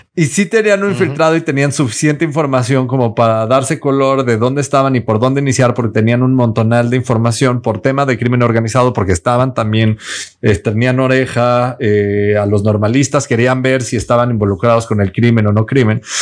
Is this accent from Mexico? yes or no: yes; Mexico; nosotros como mexicanos